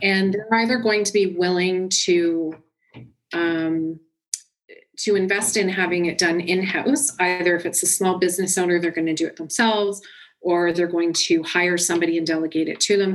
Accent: Orangeville, Ontario, Canada; also born or lived in Milton, Ontario; I was born in Milton, Ontario, but I actually was raised most of my life in Orangeville, Ontario, and that's where I am now

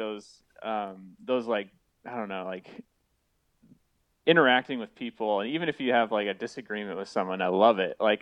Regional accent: Iowa, United States; also born or lived in Nebraska / Missouri; now in Ohio, United States; I'm from Iowa. And it was pretty much right at Highway 30, or close to Highway 30, which is a highway I grew up on.

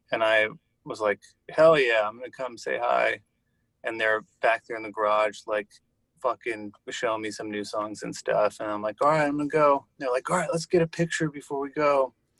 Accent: Santa Monica, California, United States; I grew up in Santa Monica, California.

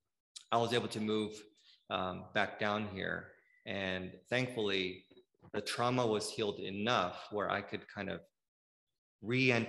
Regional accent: Bay Area, California, United States; now in Southern California, United States; Even though I grew up in the Bay Area, that was like kind of like my hometown.

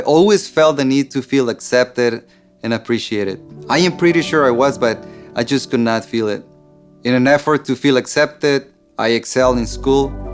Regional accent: Mexico; I grew up in Mexico in a dysfunctional family

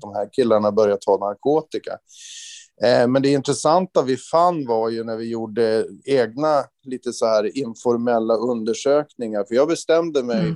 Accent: inland Norrland, Sweden; Alltså jag växte upp i en otroligt trygg omgivning. Eh, Norrlands inland på 70-talet

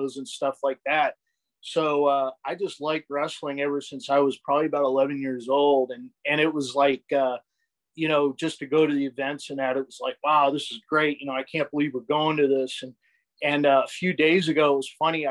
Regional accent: Pennsylvania, United States; moved away; I grew up in Pennsylvania

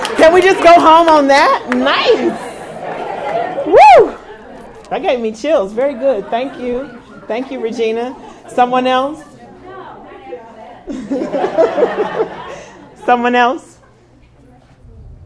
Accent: Kansas City, Missouri, United States; I grew up here in Kansas City. I grew up in Raytown and Lee Summit

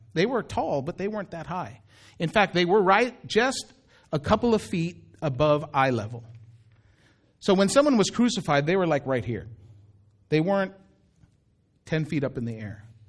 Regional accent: Daly City, California, United States; also born or lived in Philippines; I would say I was from Daly City. Because Daly City is where I grew up.

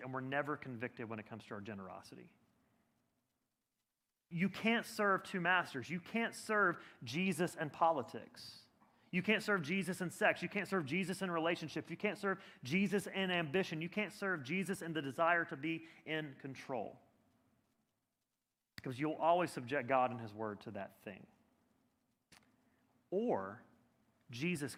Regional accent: Birmingham, Alabama, United States; moved away as an adult; now in Boston, United States; I grew up in Birmingham, Alabama

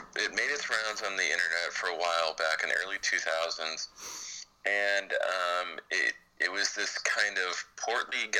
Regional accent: the South, United States; I grew up in the South

